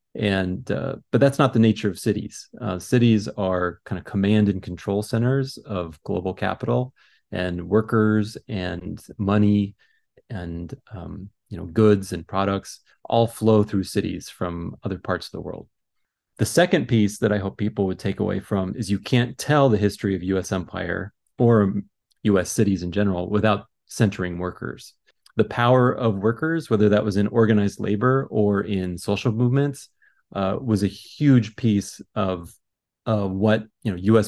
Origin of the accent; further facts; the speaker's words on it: Seattle, Washington, United States; I was born in Seattle area, raised in Seattle area